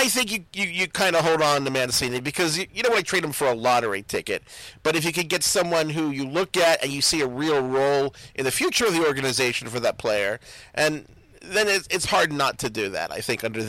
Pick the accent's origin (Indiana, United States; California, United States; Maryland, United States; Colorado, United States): Maryland, United States; Baltimore; I'm from Baltimore, so I'm programmed to be optimistic.